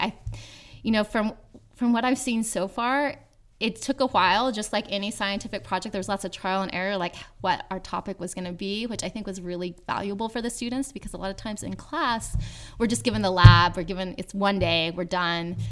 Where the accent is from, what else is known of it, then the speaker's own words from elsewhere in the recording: Yuba City, California, United States; my hometown of Yuba City, California